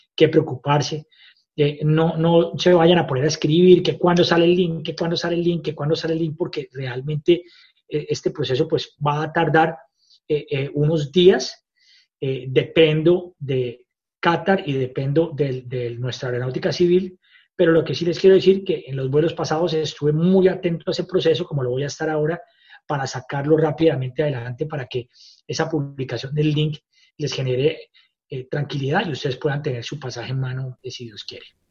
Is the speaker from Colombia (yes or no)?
yes; Colombia; moved away as an adult; now in Australia; me siento como colombiano súper orgulloso